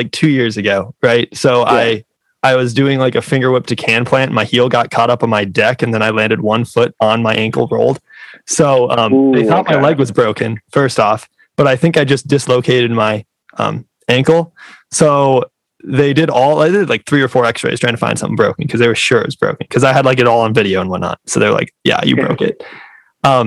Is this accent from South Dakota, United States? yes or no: yes; South Dakota, United States; South Dakota, and we don't really have parks